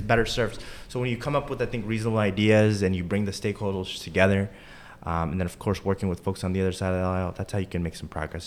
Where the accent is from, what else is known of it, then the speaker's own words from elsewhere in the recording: Charlotte, North Carolina, United States; also born or lived in Durham, North Carolina; Growing up in Charlotte, came back to Charlotte after law school